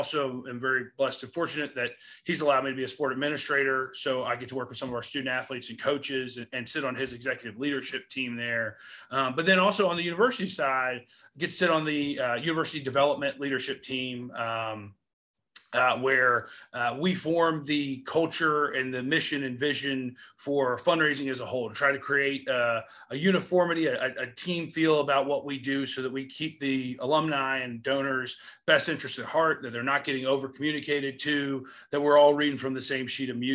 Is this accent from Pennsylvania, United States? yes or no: no; Raleigh, North Carolina, United States; moved away; I grew up in Raleigh.